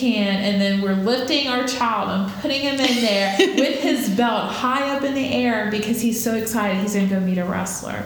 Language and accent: English; Jacksonville, Florida, United States; I was born and raised here in Jacksonville